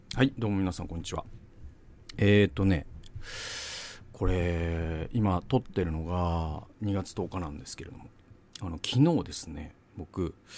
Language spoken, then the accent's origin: Japanese; Mikawa, Aichi, Japan; also born or lived in Toyohashi / Gamagori; now in Tokyo, Japan; 僕はもう三河出身とか、三河の人間だという自覚が今も失ってないから